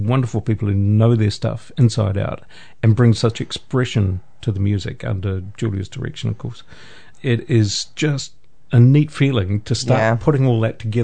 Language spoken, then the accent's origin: English; Putaruru, Waikato, New Zealand; I grew up in Potaruru nearby, only 20 minutes away